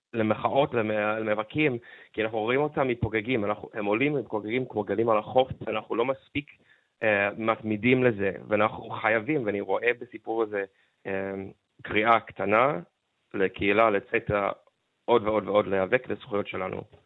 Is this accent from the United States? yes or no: yes; Seattle, Washington, United States; now in Israel; אני גדלתי בסיאטל אה, בתור ילד הומו